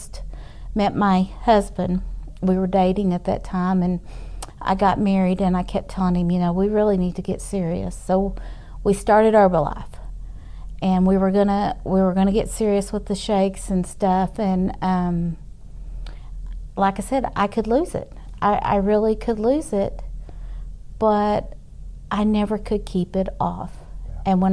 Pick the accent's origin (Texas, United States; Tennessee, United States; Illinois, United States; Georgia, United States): Texas, United States; Amarillo; also born or lived in Tyler, Texas / Houston, Texas; was raised here most of my life